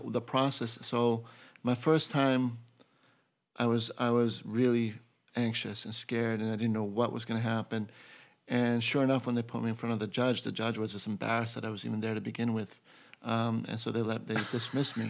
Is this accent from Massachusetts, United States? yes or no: yes; Boston, Massachusetts, United States; moved away as an adult; now in New York City, United States; being from Boston